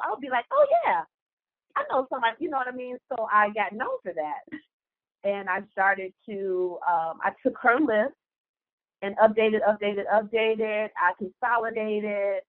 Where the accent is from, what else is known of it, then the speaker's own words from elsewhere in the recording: Detroit, Michigan, United States; moved away as an adult; also born or lived in Atlanta; I'm from Detroit